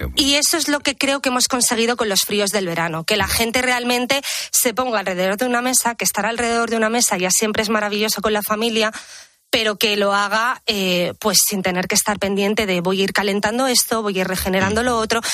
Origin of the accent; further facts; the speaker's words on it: Menorca, Balearic Islands, Spain; also born or lived in Madrid; la cocina mediterránea de mi tierra, que es Menorca